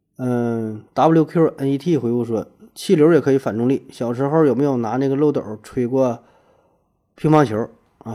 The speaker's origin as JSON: {"language": "Chinese", "region": "Northeast China", "country": "China", "accent": "Northeastern (Dongbei)", "said": "我说话带东北口音"}